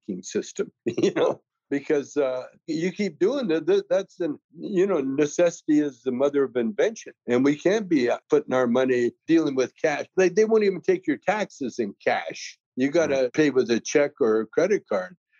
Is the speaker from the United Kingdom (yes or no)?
no; Canada; now I'm from Canada